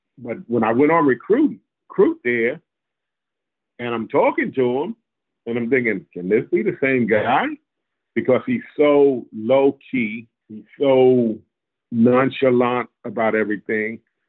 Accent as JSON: {"language": "English", "town": "Freeport", "region": "New York", "country": "United States", "tie": "born or raised there", "also_born_or_lived": "West Memphis, Arkansas", "said": "I'm from Freeport, New York. That's about 20 minutes outside of New York City."}